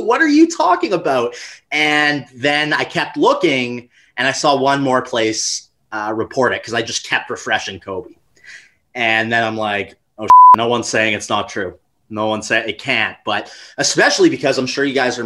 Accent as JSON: {"language": "English", "country": "Canada", "tie": "born or raised there", "said": "I grew up in Canada"}